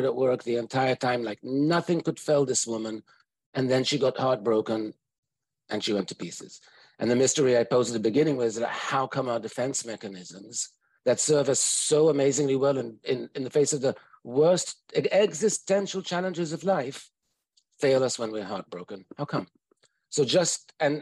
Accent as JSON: {"language": "English", "country": "United States", "said": "I'm an American psychologist."}